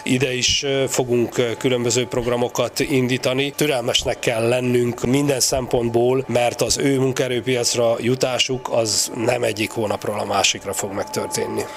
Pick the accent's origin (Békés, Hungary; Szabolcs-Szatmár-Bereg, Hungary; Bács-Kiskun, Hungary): Szabolcs-Szatmár-Bereg, Hungary; én is ugye szabolcs már Bereg megyéből származom, apró falvas települések